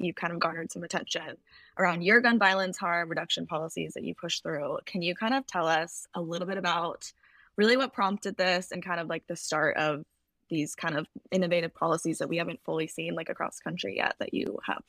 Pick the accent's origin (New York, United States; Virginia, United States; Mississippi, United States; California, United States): California, United States; San Jose; It's my hometown.